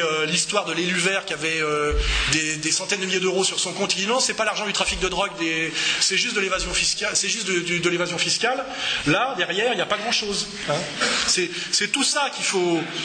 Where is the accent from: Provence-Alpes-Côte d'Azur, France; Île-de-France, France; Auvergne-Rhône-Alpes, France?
Auvergne-Rhône-Alpes, France; Savoy; je suis savoyard, je suis attaché aux montagnes